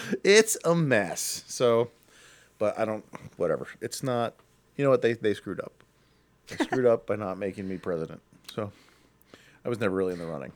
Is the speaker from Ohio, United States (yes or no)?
yes; Akron, Ohio, United States; we're from Akron